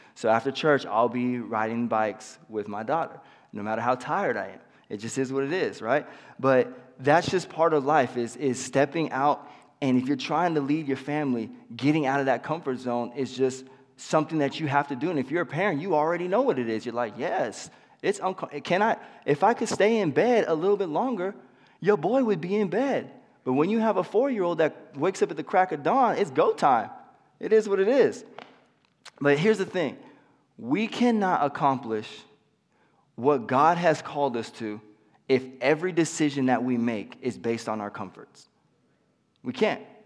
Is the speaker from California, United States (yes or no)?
yes; Pismo Beach, California, United States; now in Yuba City, United States; I actually grew up in Pismo Beach, California